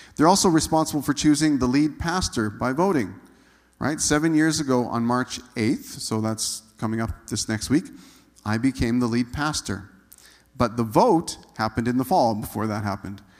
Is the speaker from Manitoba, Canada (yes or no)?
yes; Manitoba, Canada; moved away as an adult; also born or lived in Saskatchewan; I grew up in Manitoba